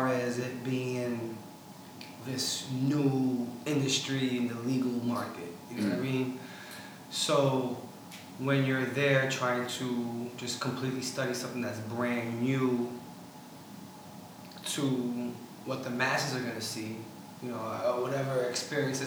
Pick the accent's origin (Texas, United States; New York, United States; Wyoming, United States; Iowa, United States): New York, United States; Brooklyn; also born or lived in Staten Island, New York / Oregon; I'm from Brooklyn, I lived 10 years in Staten Island